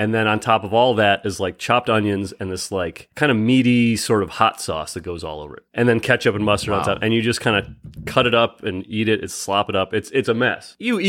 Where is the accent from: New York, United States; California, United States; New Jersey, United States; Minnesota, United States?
New York, United States; Rochester; I'm Rochester, home of the garbage plate.